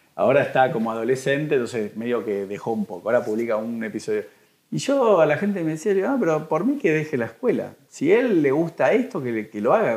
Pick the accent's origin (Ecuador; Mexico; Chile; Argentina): Argentina; a mí como argentino